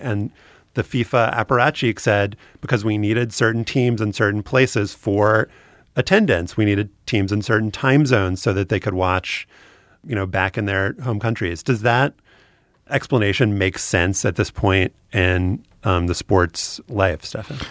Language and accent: English; New Orleans, Louisiana, United States; my hometown team, the New Orleans Saints